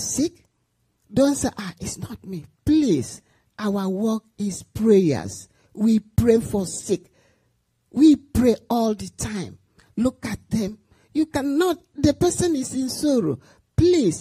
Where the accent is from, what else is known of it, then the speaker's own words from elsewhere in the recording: Nigeria; moved away; I'm from Nigeria.